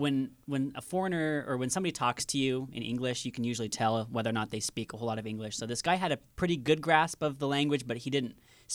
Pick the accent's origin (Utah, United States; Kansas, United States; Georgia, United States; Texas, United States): Kansas, United States; we're from Kansas.